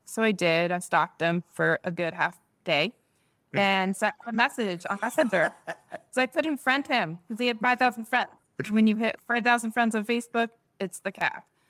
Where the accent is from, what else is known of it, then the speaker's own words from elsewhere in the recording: Netherlands; moved away; I was born there in the Netherlands